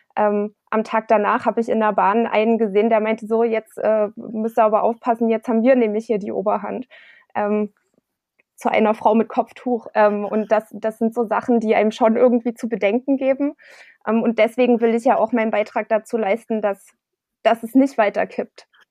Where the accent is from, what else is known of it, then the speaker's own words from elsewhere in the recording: Klipphausen, Saxony, Germany; now in Dresden, Germany; Ich bin auf dem Land groß geworden, ähm, in der Gemeinde Klipphausen